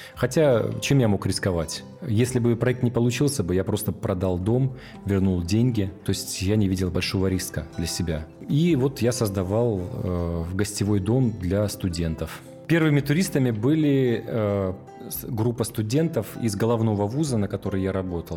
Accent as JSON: {"language": "Russian", "town": "Petropavlovsk-Kamchatsky", "region": "Kamchatka Krai", "country": "Russia", "tie": "born or raised there", "said": "Я родился в Петропавловске-Камчатском в 1982 году"}